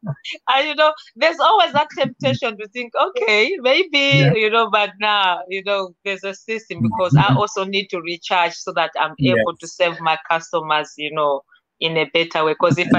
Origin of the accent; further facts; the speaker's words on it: Malawi; to be able to travel back to my home country, Malawi, and also teach the same